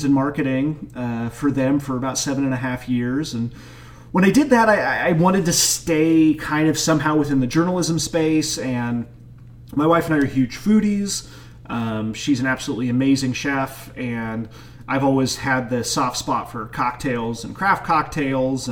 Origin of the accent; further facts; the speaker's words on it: Dodge City, Kansas, United States; moved away as an adult; now in Frederick, United States; my hometown of Dodge City, Kansas